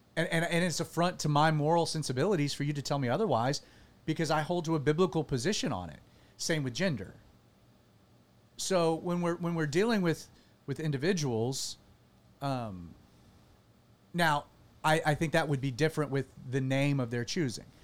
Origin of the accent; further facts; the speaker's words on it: United States; as an American